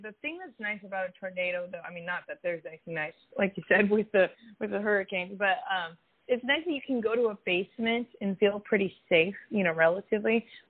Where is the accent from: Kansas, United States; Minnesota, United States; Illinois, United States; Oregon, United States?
Kansas, United States; Wichita; now in Los Angeles, United States; it was one of the biggest tornadoes to hit my hometown, Wichita, Kansas.